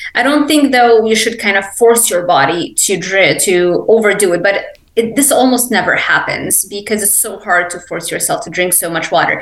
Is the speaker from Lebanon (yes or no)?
yes; Lebanon; English is a second language; also born or lived in Miami; now in Ocala, United States; I grew up in Lebanon